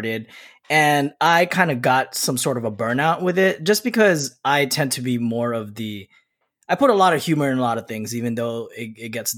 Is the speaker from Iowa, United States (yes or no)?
no; Dallas, Texas, United States; I'm from Dallas